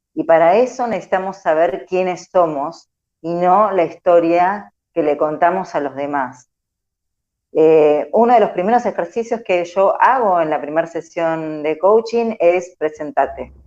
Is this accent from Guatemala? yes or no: no; Argentina; somos una sociedad argentina muy psicoanalítica, muy carne de diván